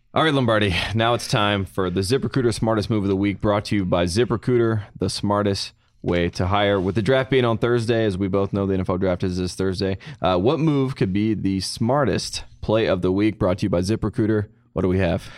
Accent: North Carolina, United States; my home state of North Carolina

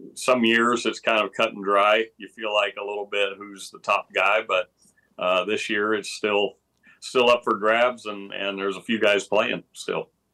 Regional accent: Texas, United States; growing up in Texas, it was a running back state back, back when I was in high school in the mid eighties

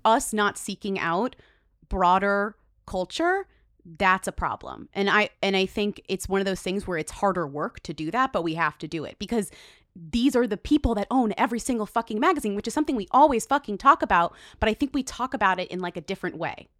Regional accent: Massachusetts, United States; I come from Massachusetts

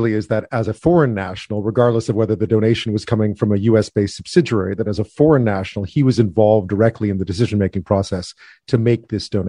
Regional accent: Canada; That came as a surprise to me as a Canadian

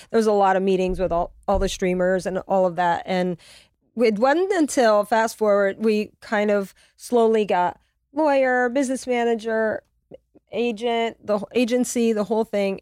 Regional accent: Louisiana, United States; also born or lived in Connecticut; now in Los Angeles, United States; I'm from Louisiana

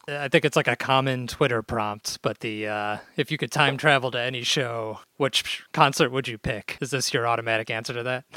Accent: Chicago, Illinois, United States; as a Chicagoan

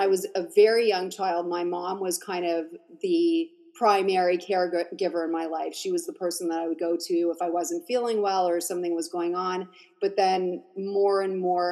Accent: Montreal, Quebec, Canada; I grew up in Montreal.

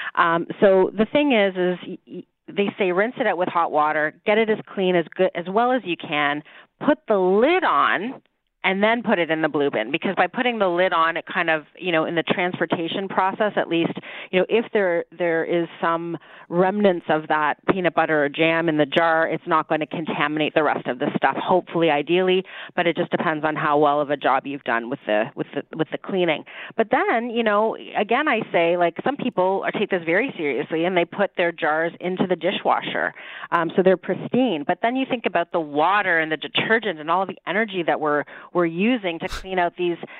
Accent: Toronto, Ontario, Canada; I was born and raised in Toronto

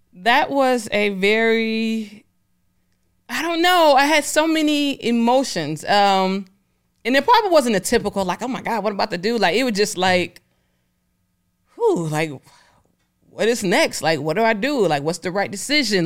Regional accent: Detroit, Michigan, United States; I'm from Detroit

